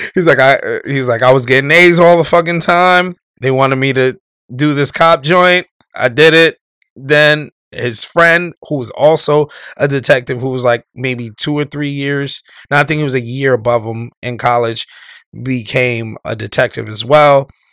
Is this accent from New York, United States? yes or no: yes; New York, United States; when I was growing up in New York